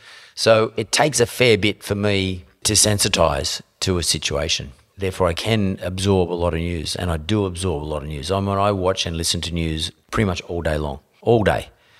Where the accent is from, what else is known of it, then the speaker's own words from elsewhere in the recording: New South Wales, Australia; I grew up in the West Suburbs, so I grew up in the district of Lang, which was like obviously named after Lang, the famous Labor Prime Minister.